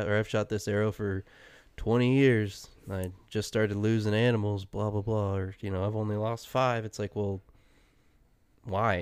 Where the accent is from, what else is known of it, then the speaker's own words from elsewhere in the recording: Ohio, United States; moved away; also born or lived in Oregon; I grew up in Ohio